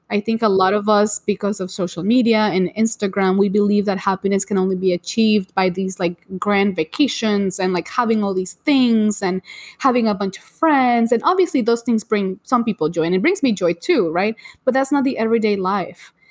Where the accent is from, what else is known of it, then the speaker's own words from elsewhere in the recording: Orlando, Florida, United States; I'm and also so from Orlando